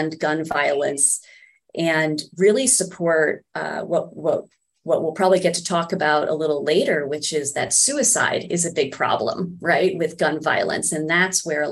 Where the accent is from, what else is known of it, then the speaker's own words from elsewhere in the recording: New York, United States; I am a New Yorker.